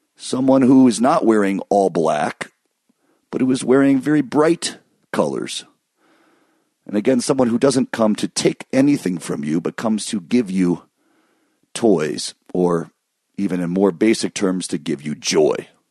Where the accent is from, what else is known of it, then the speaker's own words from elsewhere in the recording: Michigan, United States; moved away; we grew up in Michigan